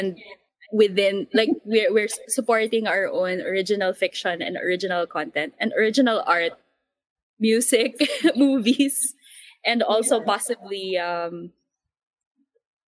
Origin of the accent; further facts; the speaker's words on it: Philippines; we're all Filipino